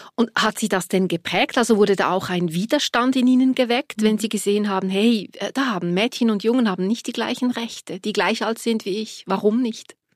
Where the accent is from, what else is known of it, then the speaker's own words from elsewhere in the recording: Switzerland; bei uns in der Schweiz